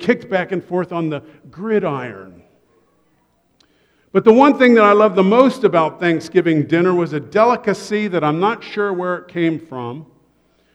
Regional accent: Columbus, Ohio, United States; I grew up in Columbus, Ohio

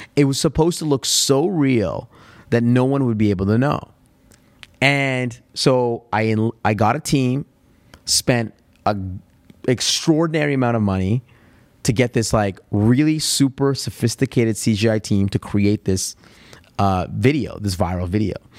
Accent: Alberta, Canada; accent: Canadian; I don't think that Alberta has an accent, but maybe there is a, a subtle accent

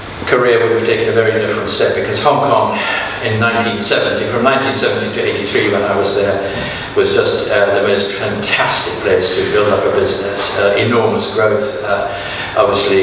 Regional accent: South Africa; moved away; also born or lived in Germany / United States; I was brought up for 7 years in South Africa. Before that, I was born in Germany.

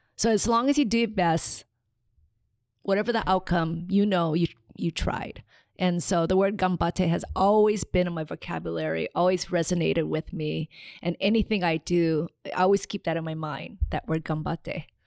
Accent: Hilo, Hawaii, United States; also born or lived in Tokyo, Japan; I was, uh, born in Tokyo, Japan, and raised in Hilo

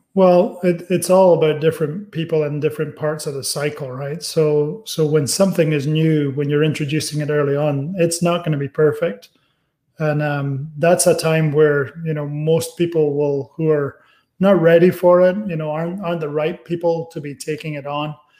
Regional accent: Aberdeen, Scotland, United Kingdom; moved away; also born or lived in California; my town, Aberdeen, is the cheaper of the towns in Scotland

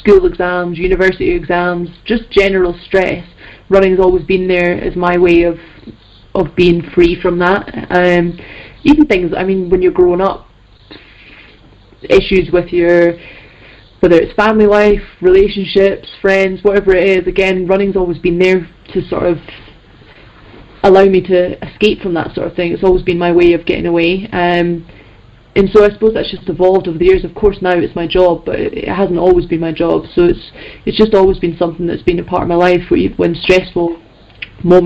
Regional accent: Scotland, United Kingdom; I'm Scottish, and I've never been up there in my life

